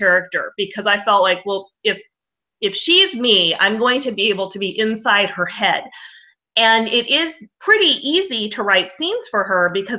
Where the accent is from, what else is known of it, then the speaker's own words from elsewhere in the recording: United States; I'm American